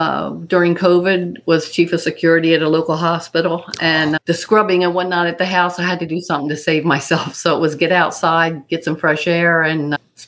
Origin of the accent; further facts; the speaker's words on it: New Jersey, United States; I'm Dean's sister and Judy's sister-in-law. I come from New Jersey, and I went to Florida to be with them for the ultra.